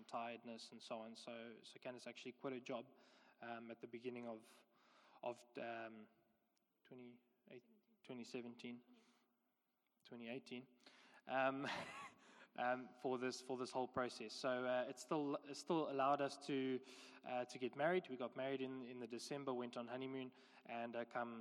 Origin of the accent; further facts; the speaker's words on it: George, Western Cape, South Africa; moved away as an adult; also born or lived in West Africa; now in Somerset West, South Africa; we are both from George. We went to school there, grew up there